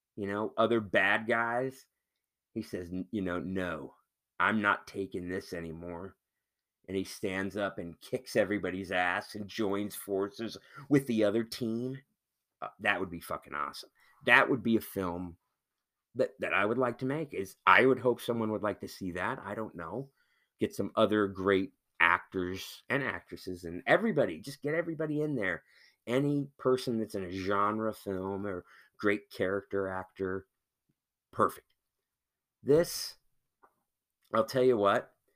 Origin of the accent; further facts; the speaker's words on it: Missouri, United States; moved away; the same people that I grew up with out in Missouri or, you know, in the Midwest